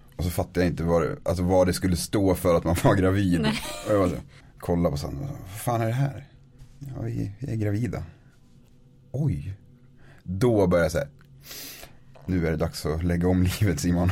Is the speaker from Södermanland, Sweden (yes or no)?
no; Norrsundet, Gävleborg County, Sweden; moved away as an adult; also born or lived in Norway; now in Östersund, Sweden; Kommer utanför Gävle. En liten by som heter Norrsunde